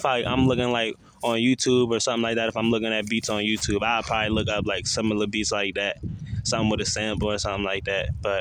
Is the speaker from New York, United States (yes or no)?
yes; New York City, New York, United States; also born or lived in Queens, New York; now in Charlotte, United States; I'd say I'm from Brooklyn, but I'd say I'm from Queens. Like, that's where I was born, but I really be in Brooklyn. Like, that's where I'm raised